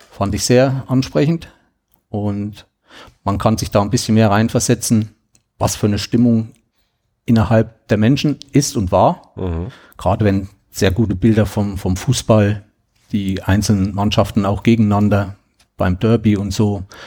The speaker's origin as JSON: {"language": "German", "region": "Thuringia", "country": "Germany", "said": "ich komme aus Thüringen"}